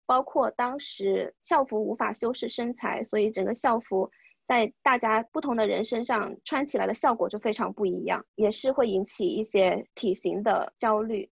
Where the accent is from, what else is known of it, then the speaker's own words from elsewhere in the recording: China; moved away as an adult; 在国内长大的女孩子